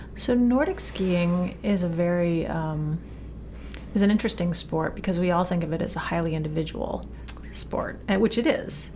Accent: Maine, United States; when I was growing growing up in Maine

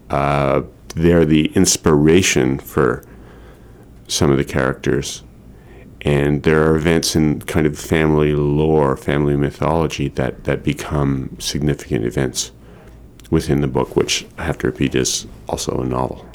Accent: Montreal, Quebec, Canada; now in Maine, United States; my family are Montrealers. I grew up in Montreal

